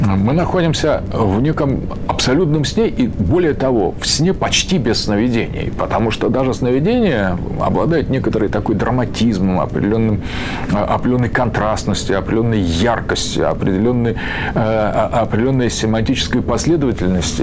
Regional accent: Russia; почему же мы русские

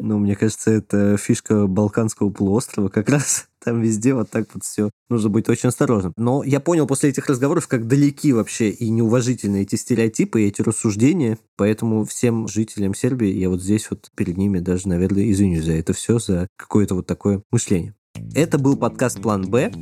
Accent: Moscow, Russia; дома, где я вырос в Москве

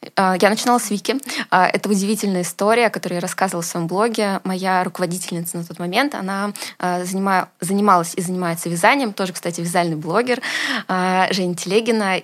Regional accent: Moscow, Russia; я родилась в Москве

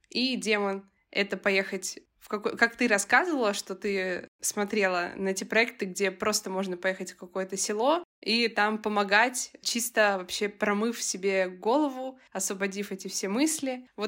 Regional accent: Voronezh, Voronezh Oblast, Russia; moved away; Знаешь, я когда из Воронежа переехала в Москву, я увидела этот контраст.

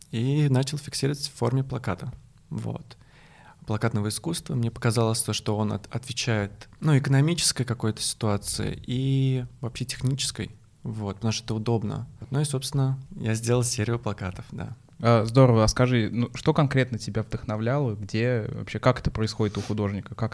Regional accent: Kazan, Tatarstan, Russia; now in Moscow, Russia; то что я третий год живу в Москве, я приехал из Казани, из Татарстана

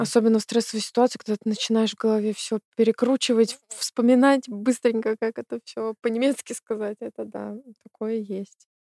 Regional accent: Belarus; moved away as an adult; now in Germany; я из Беларуси тоже

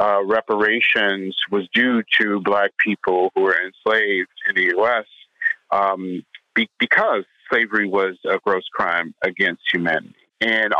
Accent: St. Louis, Missouri, United States; The neighborhood that I grew up in St. Louis

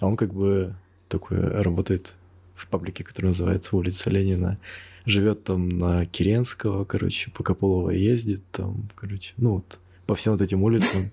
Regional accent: Krasnoyarsk, Krasnoyarsk Krai, Russia; я сам из Красноярска

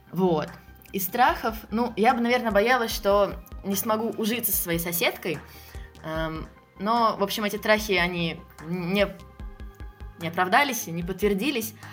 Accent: Oryol, Oryol Oblast, Russia; moved away as an adult; now in Moscow, Russia; Я из э, такого небольшого города под названием Орел.

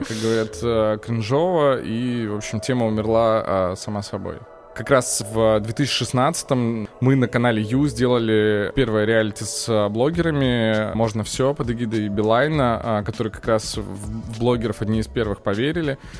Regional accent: Yekaterinburg, Sverdlovsk Oblast, Russia; moved away as an adult; я из Екатеринбурга и учился в местном университете

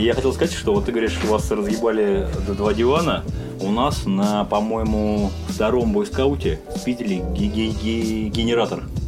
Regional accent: Vladimir, Vladimir Oblast, Russia; я так как из Владимира, от Владимира в Москву ехать э, всего лишь 3 часа на электричке

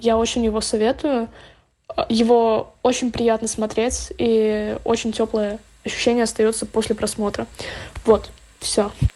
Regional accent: Estonia; я из Эстонии

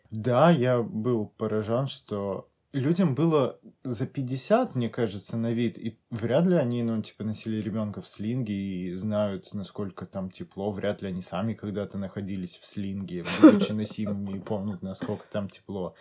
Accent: North Caucasus, Russia; moved away; also born or lived in Stavropol Krai; я как бы с Кавказа

